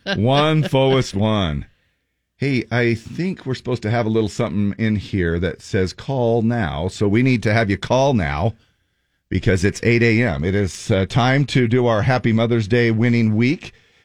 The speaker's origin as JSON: {"language": "English", "town": "Payson", "region": "Utah", "country": "United States", "tie": "born or raised there", "said": "I grew up in Payson"}